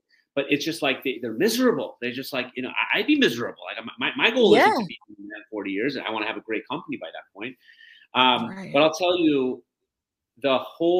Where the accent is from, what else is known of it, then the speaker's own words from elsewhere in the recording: Detroit, Michigan, United States; moved away as an adult; also born or lived in East Lansing, Michigan; now in Chicago, United States; I'm from the Detroit area originally